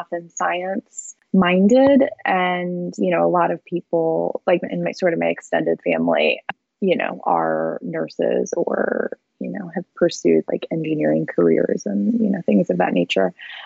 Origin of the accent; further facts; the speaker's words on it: St. Louis, Missouri, United States; I grew up in St. Louis, or a suburb right outside of St. Louis.